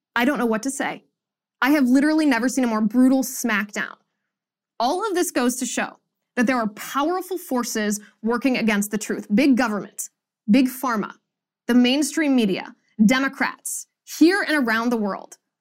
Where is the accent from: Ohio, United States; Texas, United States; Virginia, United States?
Ohio, United States; Cincinnati; In my hometown of Cincinnati